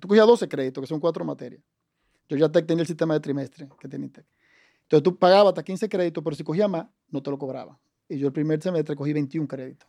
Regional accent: Santo Domingo, Distrito Nacional, Dominican Republic; born or raised there; also born or lived in Cabrera, Dominican Republic

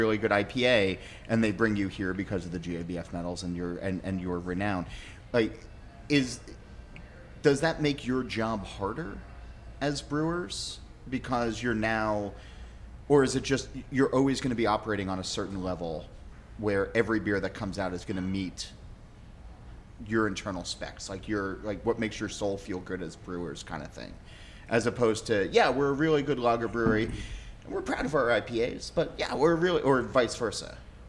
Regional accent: New Jersey, United States; I'm from New Jersey

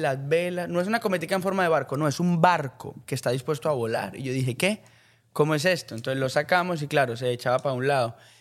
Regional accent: Colombia; soy, soy colombiano

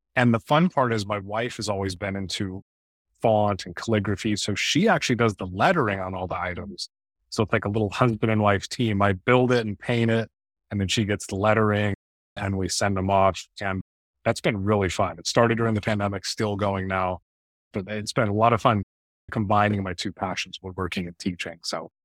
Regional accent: Bay Area, Northern California, United States; born or raised there

